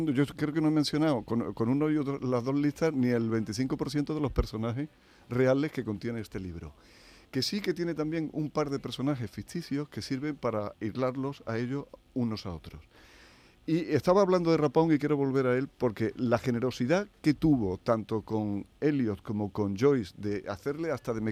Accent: Spain; o como yo soy español, para no meterte en el lío.

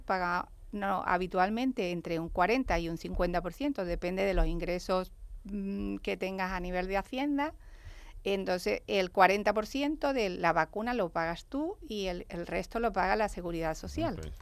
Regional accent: El Puerto de Santa María, Andalusia, Spain; Soy del puerto

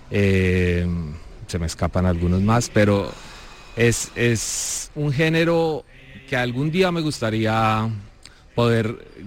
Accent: Bogotá, Colombia; Bueno, mucho gusto … soy de Bogotá, Colombia, productor musical, ingeniero de sonido, compositor

